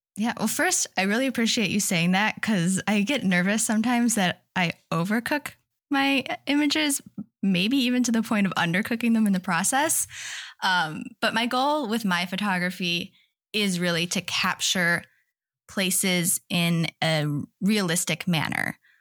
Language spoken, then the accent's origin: English; Wisconsin, United States; moved away as an adult; now in Seattle, United States; I grew up in Wisconsin, but my husband and I moved to Washington in twenty seventeen